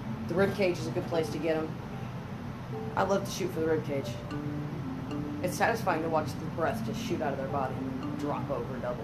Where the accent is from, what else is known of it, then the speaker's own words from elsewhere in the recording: Texas, United States; I come from Texas.